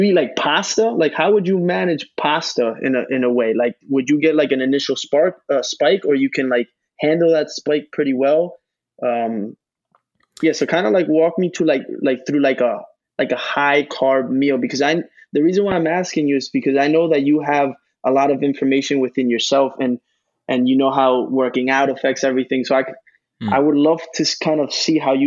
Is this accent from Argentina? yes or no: yes; Argentina; my background, my culture, I'm from Argentina